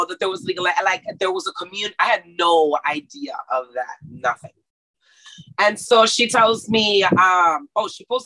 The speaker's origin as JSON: {"language": "English", "country": "Mexico", "tie": "born or raised there", "also_born_or_lived": "Texas, United States", "moved": "yes", "said": "I grew up in Mexico, but I was in school in America, right? So I went to Texas school"}